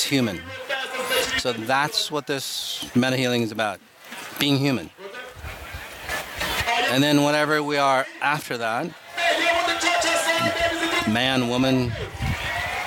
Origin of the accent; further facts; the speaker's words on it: Minneapolis, Minnesota, United States; Minneapolis, my hometown